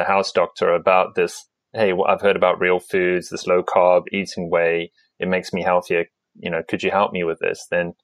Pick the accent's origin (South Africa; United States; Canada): South Africa; moved away as an adult; now in United Kingdom; I come from South Africa, and I'm used to cheap protein, cheap meat in Africa